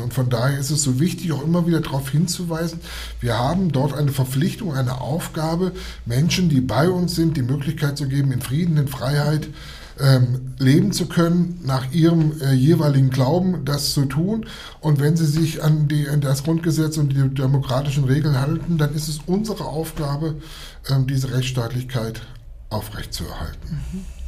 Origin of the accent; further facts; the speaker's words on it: along the Fulda river, Hesse, Germany; von der Mündung der Fulda, Fulda aufwärts, das ist gut sagen, das ist mein Heimatort.